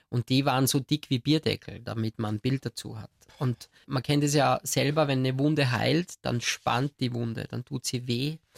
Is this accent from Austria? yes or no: yes; Austria; Bei uns in Österreich sagt man glätzeln, also man, man kratzte sich dann das auf.